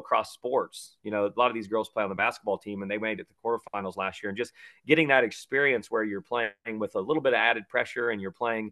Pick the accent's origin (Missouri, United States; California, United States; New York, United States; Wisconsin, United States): Missouri, United States; Ridgeway; I grew up in Ridgeway, just up the road, about 7 miles